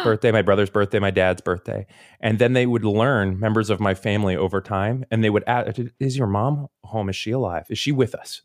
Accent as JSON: {"language": "English", "town": "Seminole", "region": "Florida", "country": "United States", "tie": "born or raised there", "said": "I grew up in Seminole, Florida"}